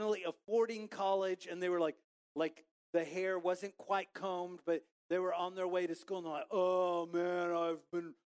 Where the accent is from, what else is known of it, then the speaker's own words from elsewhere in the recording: Waco, Texas, United States; moved away; also born or lived in Highland Park; growing up in Waco